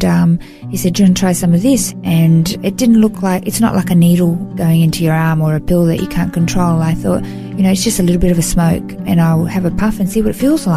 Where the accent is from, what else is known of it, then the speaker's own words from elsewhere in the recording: Melbourne, Victoria, Australia; moved away as an adult; now in Gold Coast, Australia; I grew up in Melbourne, in Victoria, and moved to the Gold Coast. It's been 18 years now.